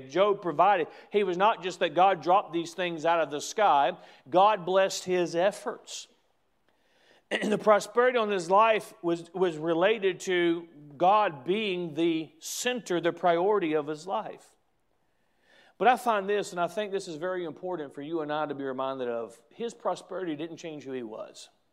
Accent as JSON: {"language": "English", "country": "United States", "said": "I'm proud to be an American."}